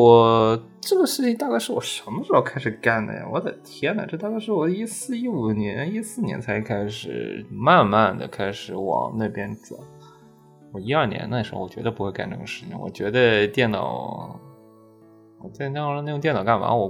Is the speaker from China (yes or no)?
yes; Anhui, China; 安徽那边